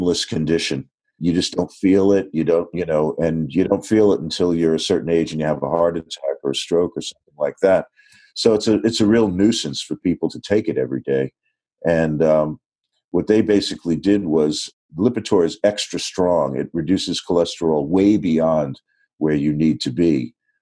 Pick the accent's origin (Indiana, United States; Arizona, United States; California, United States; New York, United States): New York, United States; I'm a New Yorker